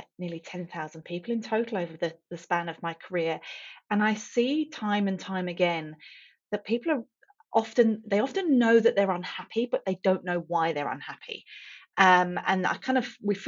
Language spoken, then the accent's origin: English; England, United Kingdom; moved away; I grew up in England, as you can probably tell from the accent.